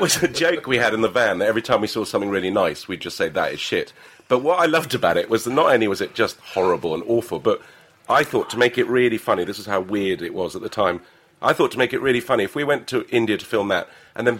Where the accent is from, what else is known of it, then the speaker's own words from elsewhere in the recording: Lebanon; now in England; I grew up in Lebanon.